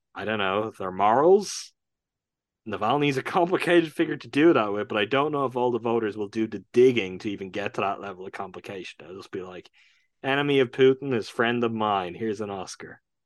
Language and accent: English; Ireland; my home country